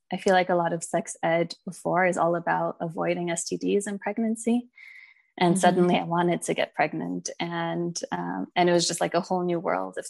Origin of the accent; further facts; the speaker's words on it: United States; also born or lived in England; now in Germany; I'm originally from the States